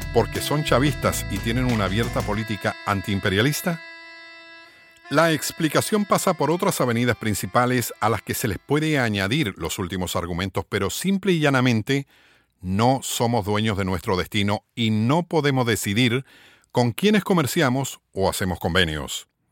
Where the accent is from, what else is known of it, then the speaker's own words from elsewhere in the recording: Puerto Rico; somos alrededor de 3 millones y medio de habitantes en Puerto Rico